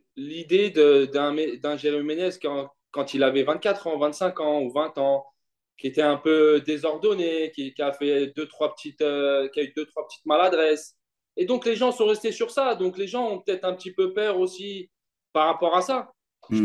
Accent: Vitry-sur-Seine, Île-de-France, France; also born or lived in Longjumeau; une jeunesse heureuse, une jeunesse heureuse à Vitry avec mes potes

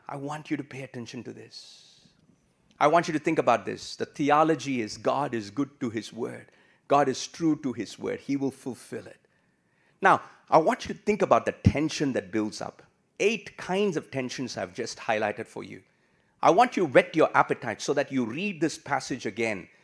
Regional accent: India; moved away as an adult; also born or lived in Singapore; now in Australia; I came from India

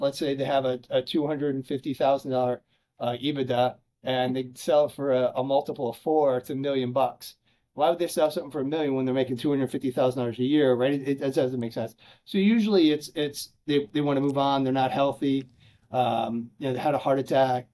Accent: Chicago, Illinois, United States; I'm from Chicago, so I went to a small school north of Chicago called uh, Lake Forest College

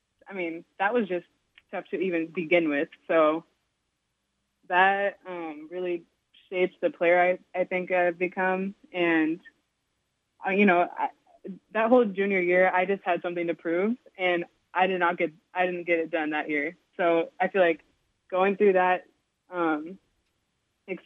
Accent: Snohomish County, Washington, United States; also born or lived in Montana; I moved here when I was like 3

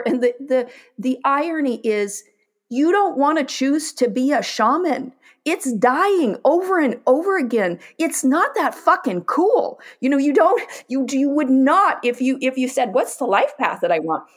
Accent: Pacific Northwest, United States; I grew up in the Pacific Northwest

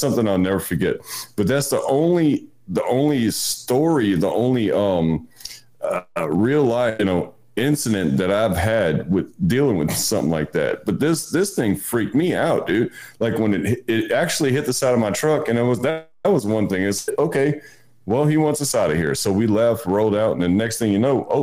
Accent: Louisiana, United States; we're from down the bay

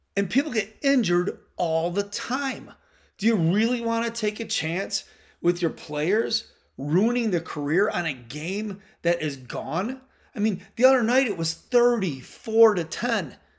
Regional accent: Midwest, United States; I'm from the Midwest

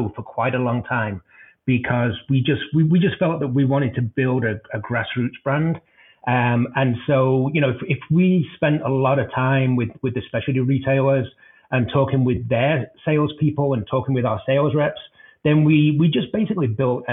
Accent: Denver, Colorado, United States; my hometown of Denver

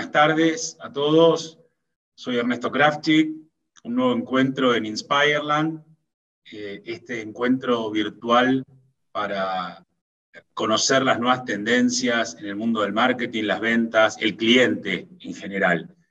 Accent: Argentina; soy argentino por mi forma de hablar

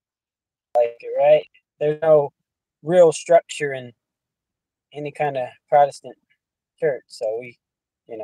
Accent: Phoenix, Arizona, United States; also born or lived in Show Low, Arizona / Winslow, Arizona area; I was raised in Phoenix, Arizona

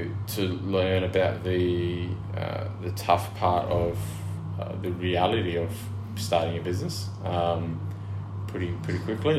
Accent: Narrogin, Western Australia, Australia; I grew up in West Australia. I grew up in the wheatbelt town of Narrogin.

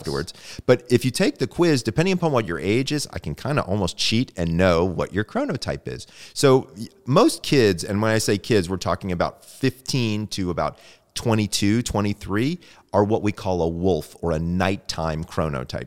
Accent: Sandy Springs, Georgia, United States; moved away; I'm originally from Sandy Springs, Georgia

